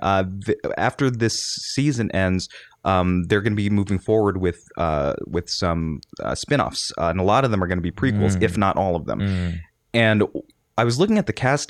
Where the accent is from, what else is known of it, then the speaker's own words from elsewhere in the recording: Daly City, California, United States; growing up in Daly City